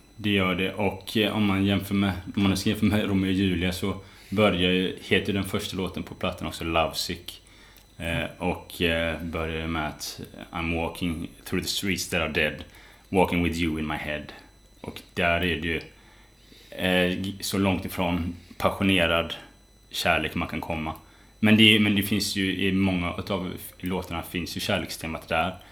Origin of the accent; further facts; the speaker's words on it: West Coast, Sweden; moved away; när jag är hemma på västkusten, där jag kommer ifrån, hälsar på mina föräldrar